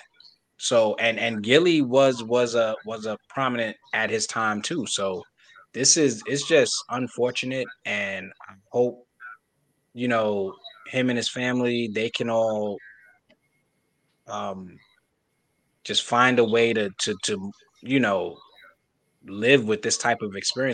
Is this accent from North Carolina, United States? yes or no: no; New York, United States; I'm not from Philly. I'm from New York.